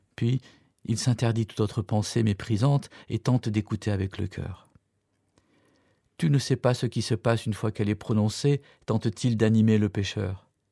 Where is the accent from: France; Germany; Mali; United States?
Germany; Cologne, North Rhine-Westphalia; je suis né et j'ai grandi à Cologne